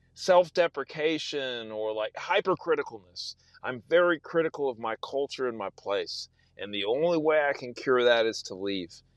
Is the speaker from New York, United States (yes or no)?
no; South Texas, United States; moved away as an adult; also born or lived in Austin, Texas; now in Indiana, United States; I'm from South Texas